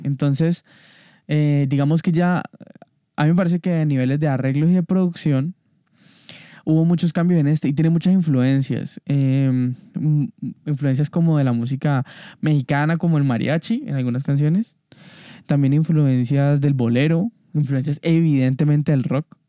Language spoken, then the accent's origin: Spanish; Colombia; como colombiano